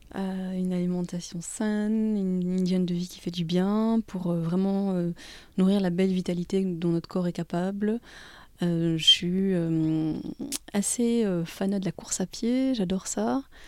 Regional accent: Belgium; je suis née pas loin de Bruxelles. je suis belge, mais je suis d'origine belge de ma maman et tunisienne de mon papa

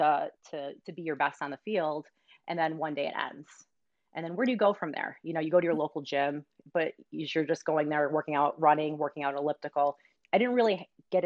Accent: Rochester, New York, United States; also born or lived in Michigan; I grew up, as we originally started this conversation, in upstate New York. So I'm originally from Rochester, New York

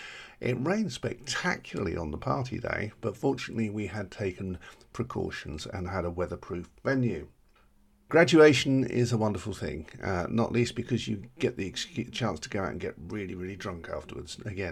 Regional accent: United Kingdom; we're British.

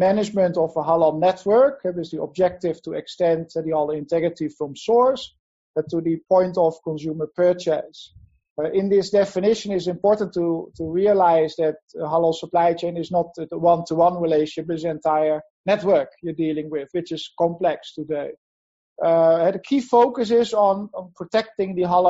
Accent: Netherlands; moved away as an adult; now in Asia; I'm from Holland originally. I have been in Asia since 2003 permanently

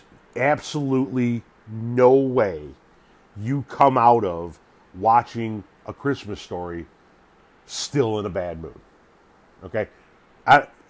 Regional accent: Northlake, Illinois, United States; in the early to mid 70s growing up in North Lake, Illinois

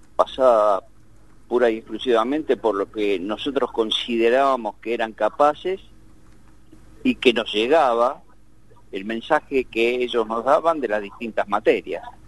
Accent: Temperley, Buenos Aires Province, Argentina; hoy estoy acá, en Tamperley, donde nací y vivo.

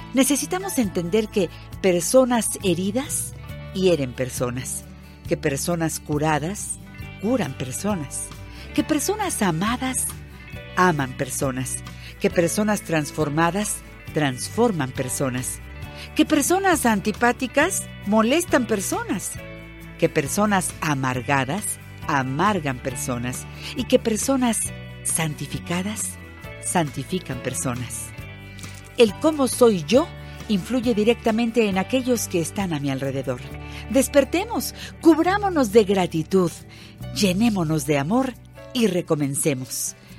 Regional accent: Magdalena Yodocono, Oaxaca, Mexico; moved away; a mis paisanos de Magdalena Yodocono

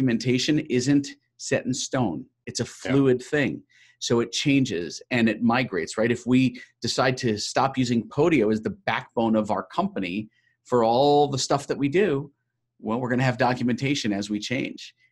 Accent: New York, United States; I'm a New Yorker, so I'm pretty hardcore

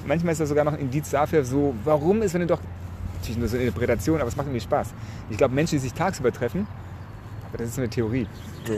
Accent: Nagold, Baden-Württemberg, Germany; now in Hamburg, Germany; nach Nagold? in meine Heimatstadt

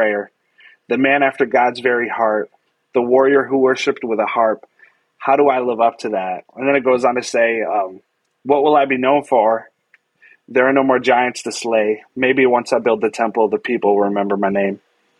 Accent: Michigan, United States; now in California, United States; I grew up in Michigan. I have no connection with Compton, California. Moved to California.

